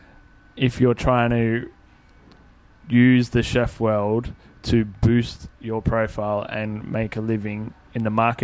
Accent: Parramatta, New South Wales, Australia; I'm from Parramatta, like I grew up in the western suburbs

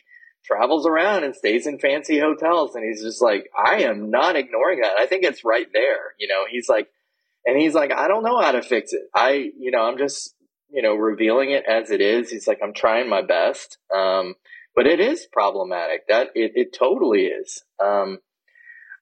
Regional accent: New Orleans, Louisiana, United States; I grew up in the Deep South. I grew up in New Orleans

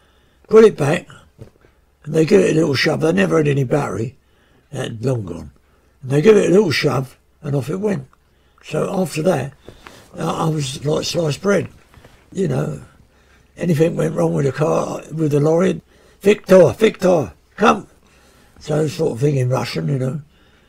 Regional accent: United Kingdom; I just felt ashamed of being British.

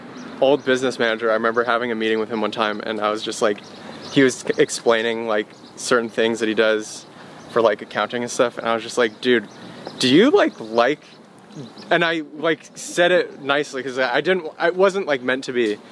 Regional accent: Fresno, California, United States; I was born in Fresno, California

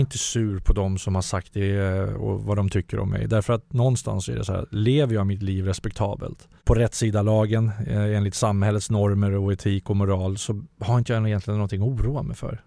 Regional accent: Huddinge, Stockholm County, Sweden; jag kommer från Vårby Gård.

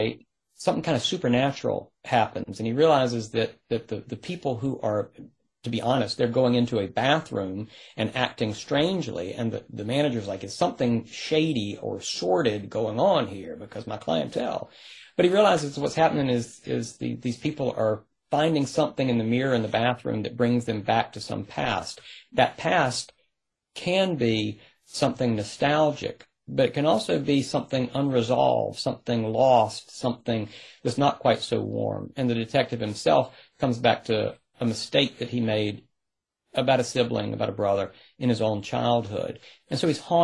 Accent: rural North Carolina, United States; I grew up in North Carolina. And it was, rural North Carolina.

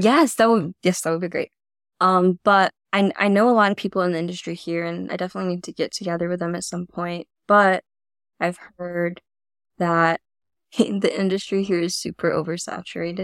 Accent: Florida, United States; also born or lived in China; now in New York City, United States; I grew up in Florida on the East Coast

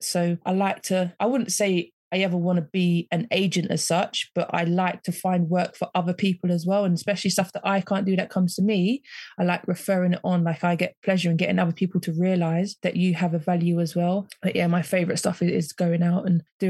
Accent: London, United Kingdom; moved away; also born or lived in Kent; my experiences growing up in South London and moving away out to Kent

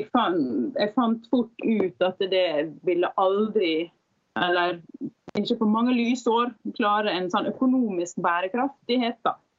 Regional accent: Sunnmøre, Møre og Romsdal, Norway; also born or lived in Bergen; now in Oslo, Norway; jeg er da fra Sunnmøre

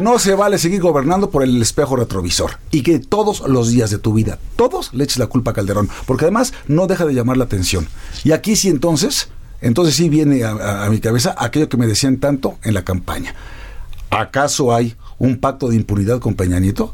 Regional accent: Mexico

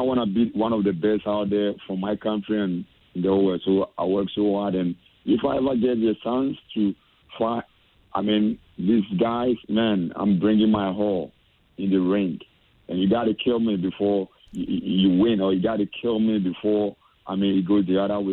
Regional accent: Accra, Greater Accra, Ghana; moved away; as a Ghanaian and coming from the same area

